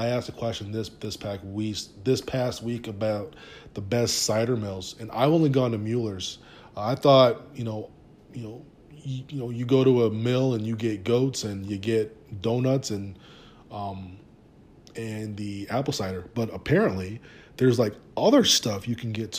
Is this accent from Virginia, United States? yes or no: yes; the D.C. area, Virginia, United States; now in Michigan, United States; I'm from Virginia, the D.C. area. I'm not from around here, but I'm exploring more and more as I, you know, as I become a Michigander, per se.